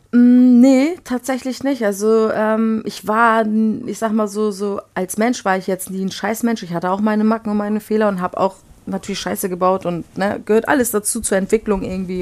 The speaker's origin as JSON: {"language": "German", "town": "Flensburg", "region": "Schleswig-Holstein", "country": "Germany", "tie": "born or raised there", "also_born_or_lived": "Poland / Baden-Württemberg / Bavaria", "said": "wir sind äh, mit meiner Mutter 89 nach Flensburg gezogen und dort bin ich eigentlich auch aufgewachsen"}